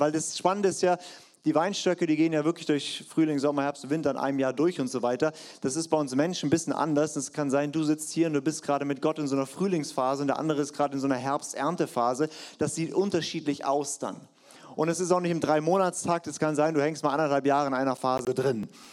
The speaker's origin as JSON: {"language": "German", "area": "Black Forest", "region": "Baden-Württemberg", "country": "Germany", "said": "bei uns im Schwarzwald"}